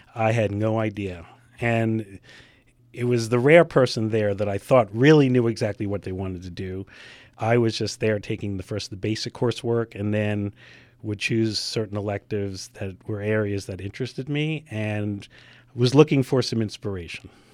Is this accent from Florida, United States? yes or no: no; New York City, New York, United States; moved away as an adult; also born or lived in Baltimore; I'm from New York originally, and I knew I did not want to go back to New York City